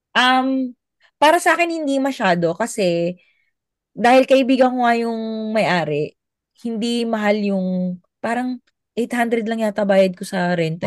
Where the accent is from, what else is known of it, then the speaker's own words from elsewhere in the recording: Philippines; moved away as an adult; also born or lived in Abu Dhabi, United Arab Emirates; bilang Pilipino